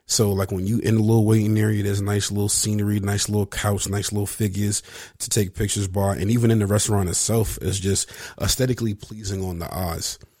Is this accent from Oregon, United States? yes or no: no; Venice, California, United States; I grew up in Venice